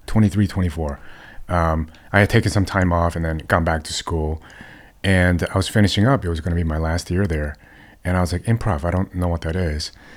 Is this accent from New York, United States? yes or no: yes; New York City, New York, United States; moved away as an adult; I grew up in New York City